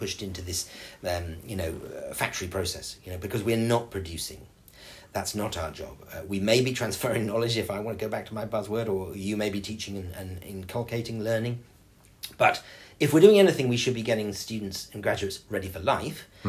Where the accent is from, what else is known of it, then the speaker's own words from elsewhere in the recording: England, United Kingdom; now in Dubai, United Arab Emirates; a very small rural school in where I grew up in England